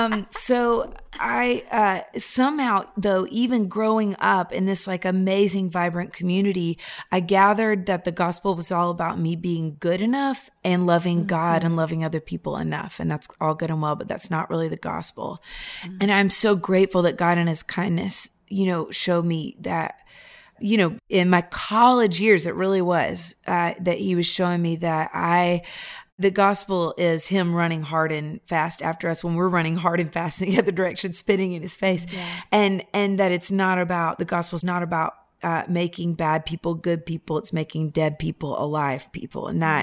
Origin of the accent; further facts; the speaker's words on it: Nashville, Tennessee, United States; So I would say I grew up here in Nashville, Tennessee.